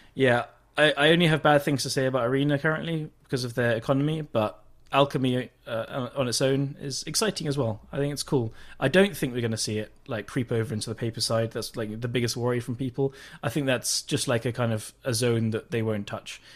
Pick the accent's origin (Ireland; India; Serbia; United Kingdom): United Kingdom; England; I'm English